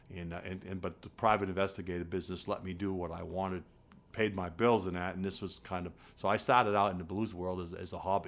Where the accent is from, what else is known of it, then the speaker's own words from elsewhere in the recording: Rumford, Maine, United States; I grew up in Rumford, Maine